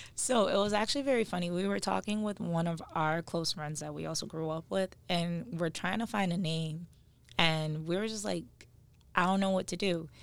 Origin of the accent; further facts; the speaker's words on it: Stamford, Connecticut, United States; We are both from Stanford, um, born and raised